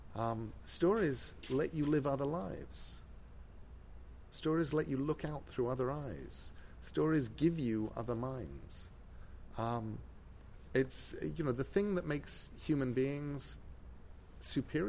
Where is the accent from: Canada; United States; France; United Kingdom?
United Kingdom; England; I'm English.